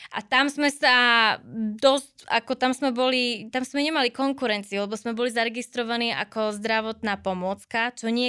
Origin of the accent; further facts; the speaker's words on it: Slovakia; pretože sme Slováci, máme výborné produkty, máme byť na čo hrdí